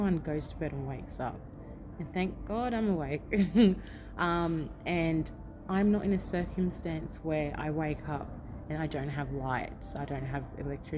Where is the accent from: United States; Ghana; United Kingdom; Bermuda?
Ghana; now in Australia; Born in Ghana